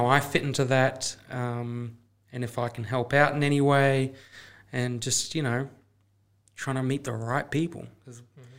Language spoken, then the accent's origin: English; New Zealand; It's like when I was growing up in New Zealand, I was riding motorbikes, and I'd just do little trips with my family